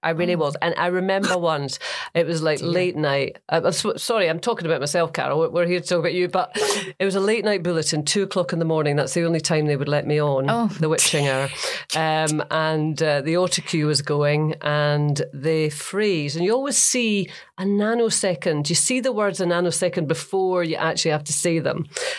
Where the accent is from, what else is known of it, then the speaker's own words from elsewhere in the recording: Scotland, United Kingdom; accent: Scottish; And they weren't putting me on air because obviously I sounded Scottish. So I just changed my accent